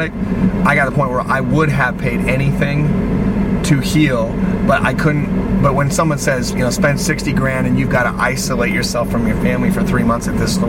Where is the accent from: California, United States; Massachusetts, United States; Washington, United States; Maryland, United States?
Washington, United States; Seattle; because I'm from Seattle